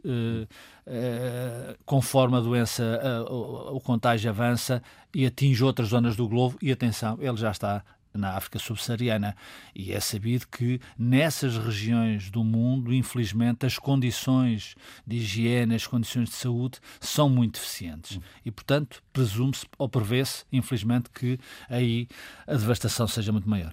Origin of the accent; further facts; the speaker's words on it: Portugal; estamos em Portugal e somos portugueses